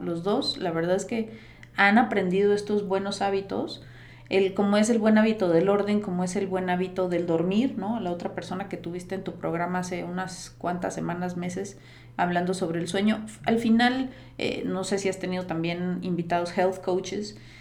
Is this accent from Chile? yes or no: no; Costa Rica; also born or lived in United States; now in Mexico; yo nací en Costa Rica, pero tengo más de 20, ya no voy a delatar mi edad, ¿no? Pero tengo más de 20 años en México